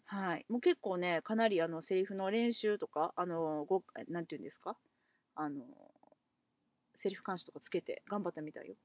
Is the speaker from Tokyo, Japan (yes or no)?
no; Osaka, Japan; 地元大阪